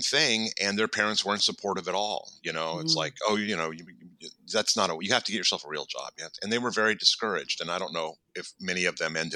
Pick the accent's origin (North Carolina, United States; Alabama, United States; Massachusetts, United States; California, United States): California, United States; Los Angeles; I grew up here in Los Angeles in the San Fernando Valley. I'm an original 818er